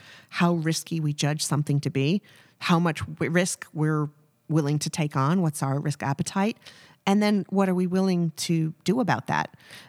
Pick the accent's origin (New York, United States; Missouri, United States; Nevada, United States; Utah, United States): Missouri, United States; Kansas City; born there; But I've got very deep Midwestern roots. I was born in Kansas City.